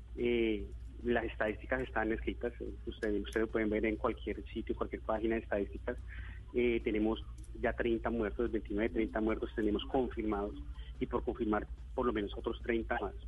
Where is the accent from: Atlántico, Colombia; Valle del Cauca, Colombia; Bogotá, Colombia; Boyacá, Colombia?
Bogotá, Colombia; moved away as an adult; yo soy bogotano